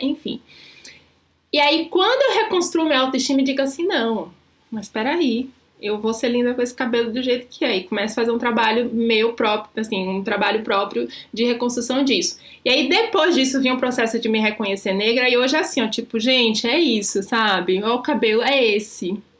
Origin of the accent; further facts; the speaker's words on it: Salvador, Bahia, Brazil; now in São Paulo, Brazil; sou, sou de Salvador